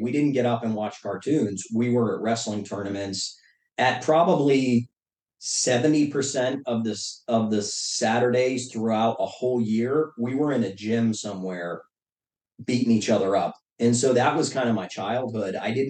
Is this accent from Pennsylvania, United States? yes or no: yes; Pittsburgh, Pennsylvania, United States; But basically, Pittsburgh at that time was going through a tough transition. You're like, it's the end of the steel era.